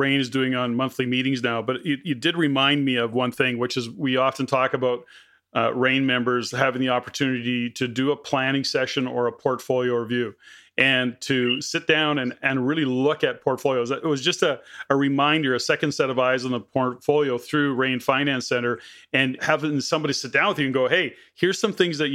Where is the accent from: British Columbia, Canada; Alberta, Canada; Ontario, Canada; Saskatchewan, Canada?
Alberta, Canada; Edmonton; I was born and raised in Edmonton, Alberta